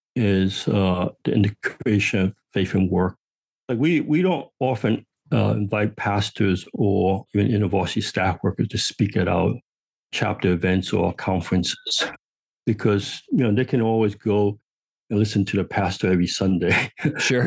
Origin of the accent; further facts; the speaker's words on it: New York City, New York, United States; I grew up on Manhattan Island